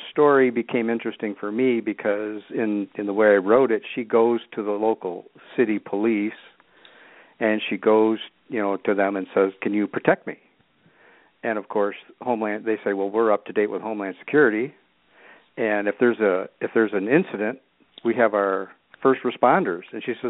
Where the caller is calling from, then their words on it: Michigan, United States; About 80 miles north and west of Detroit.